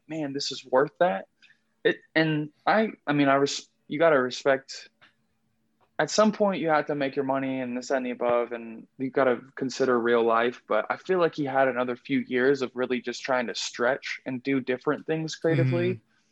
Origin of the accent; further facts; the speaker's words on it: San Diego, California, United States; I grew up in San Diego. And growing up in San Diego